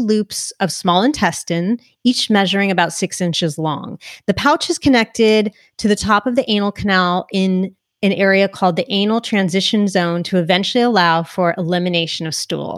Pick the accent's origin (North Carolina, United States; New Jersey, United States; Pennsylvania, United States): New Jersey, United States; New Jersey, I'm a Jersey girl too